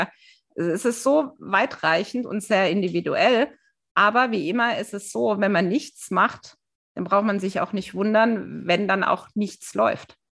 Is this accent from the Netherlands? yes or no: no; Germany; wir Deutschen